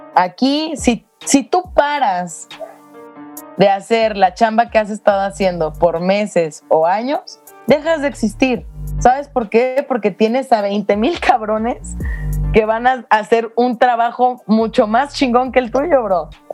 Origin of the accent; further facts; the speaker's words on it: Mexico; moved away as an adult; yo no me voy de México